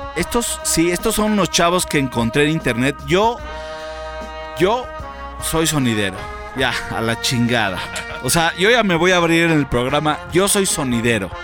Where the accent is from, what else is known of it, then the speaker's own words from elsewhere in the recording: Mexico; como mexicano